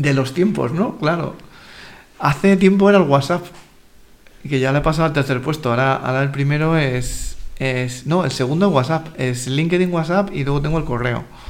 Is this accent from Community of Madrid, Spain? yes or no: yes; Madrid, Community of Madrid, Spain; Yo soy de Carabanchel